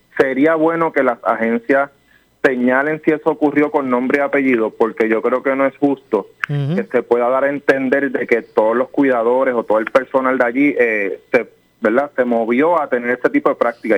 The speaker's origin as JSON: {"language": "Spanish", "country": "Puerto Rico", "said": "como puertorriqueños todos"}